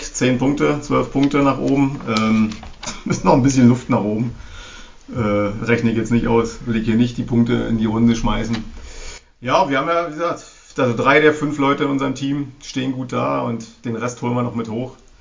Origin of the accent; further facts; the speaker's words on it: Berlin, Germany; Als Berliner, muss ich sagen, als Ossi